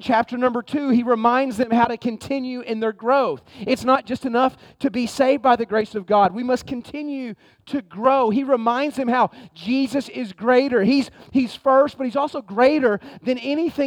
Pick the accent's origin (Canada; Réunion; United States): United States; I'm American